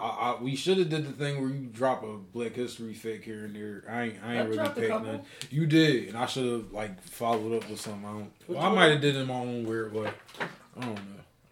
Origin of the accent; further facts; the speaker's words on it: Ardmore, Pennsylvania, United States; then yes, I am from Ardmore, Bang Bang, Suburban Square Gang.